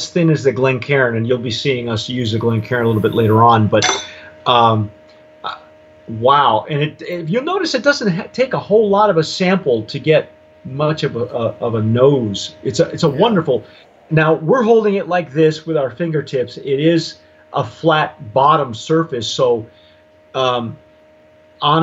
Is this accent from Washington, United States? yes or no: no; New Mexico, United States; I'm from New Mexico or had lived there for 18 years